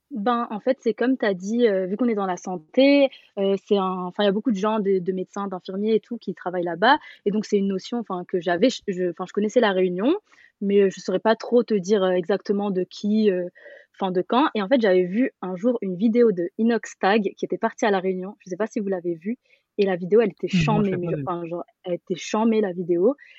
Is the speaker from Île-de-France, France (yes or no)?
yes; Paris, Île-de-France, France; j'ai 27 ans et je viens de Paris